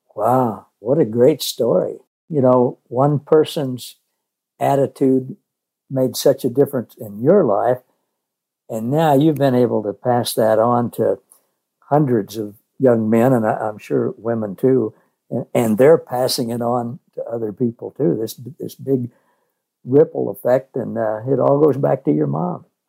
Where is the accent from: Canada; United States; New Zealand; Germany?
United States; Missouri; I grew up in Missouri